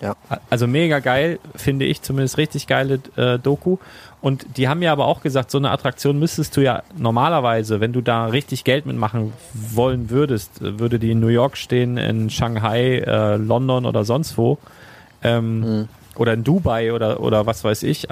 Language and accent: German; Northern Germany, Germany; bin ja auch im Norden auf dem Dorf aufgewachsen